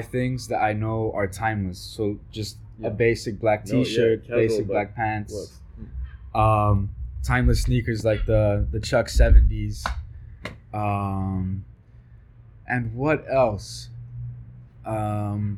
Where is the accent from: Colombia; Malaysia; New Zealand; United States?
Colombia; I'm from Colombia